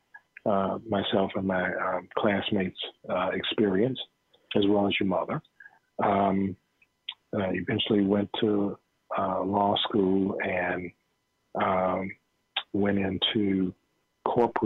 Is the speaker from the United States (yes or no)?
yes; Sanford, Florida, United States; moved away as an adult; also born or lived in Georgia; born in 1952 in Sanford, Florida